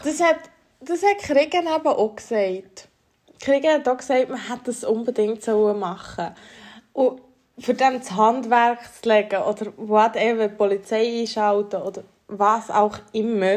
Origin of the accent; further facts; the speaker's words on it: Valais, Switzerland; now in Bern, Switzerland; Wir sind Walliser eigentlich.